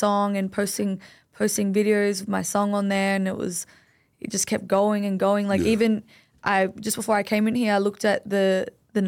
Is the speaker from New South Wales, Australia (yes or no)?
yes; Sydney, New South Wales, Australia; I'm Lebanese. I grew up in Greenacre